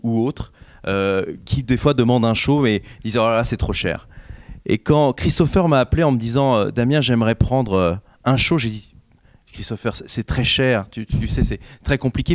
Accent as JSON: {"language": "French", "country": "France", "said": "on est français"}